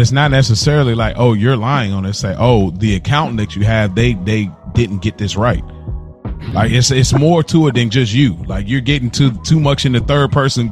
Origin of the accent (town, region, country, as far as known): Midwest, United States